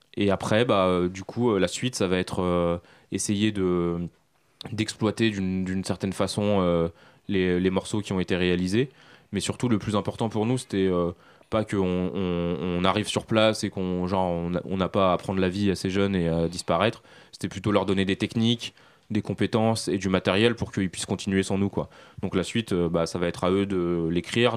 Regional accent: France; also born or lived in Syria (ancestry); je suis né en France, mais mes parents, toute ma famille euh, et, syrienne, je suis d'origine syrienne

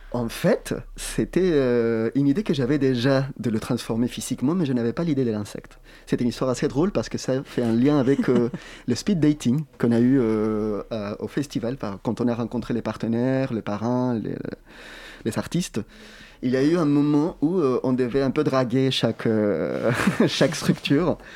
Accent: Chile; moved away; je viens du Chili

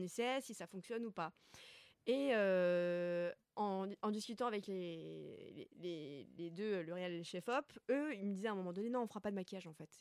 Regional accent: Alsace, Grand Est, France; moved away; un patelin à côté de chez, de chez moi en Alsace.

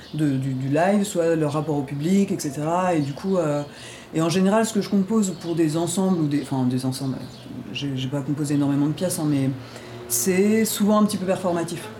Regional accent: Ardennes, Grand Est, France; moi je suis originaire des Ardennes

